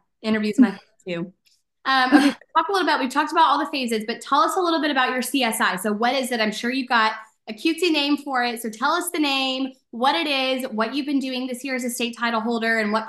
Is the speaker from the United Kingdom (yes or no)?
no; Dallas, Texas, United States; I'm from Dallas. So, you know, I grew up watching DCC and the Dallas Cowboys.